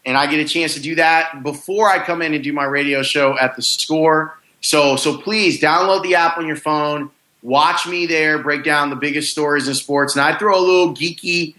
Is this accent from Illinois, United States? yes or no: yes; South Suburbs of Chicago, Illinois, United States; I grew up in the South Suburbs